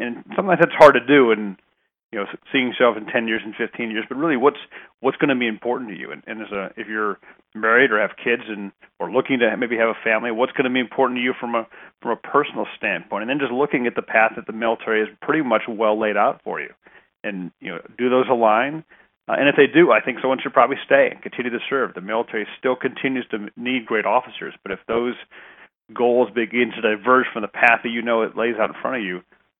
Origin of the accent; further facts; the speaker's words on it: Huntsville, Alabama, United States; born there; also born or lived in Germany; So I was born in Huntsville, Alabama. We lived in Germany, lived pretty much everywhere but the West Coast.